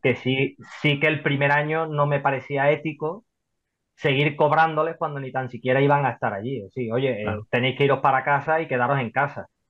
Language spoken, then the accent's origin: Spanish; Seville, Andalusia, Spain; soy de Sevilla, ¿vale? Por aquí, por la zona de, Sevilla